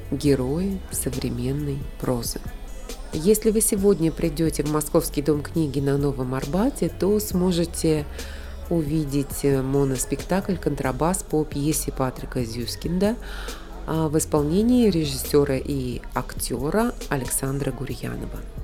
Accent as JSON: {"language": "Russian", "town": "Novosibirsk", "region": "Novosibirsk Oblast", "country": "Russia", "tie": "born or raised there", "said": "из Новосибирска, моего родного города"}